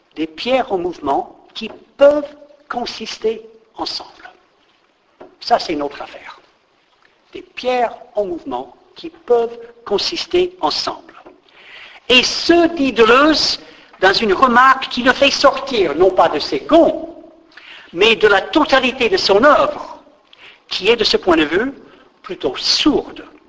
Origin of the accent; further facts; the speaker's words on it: United States; moved away; je crève de nostalgie pour mon pays d'origine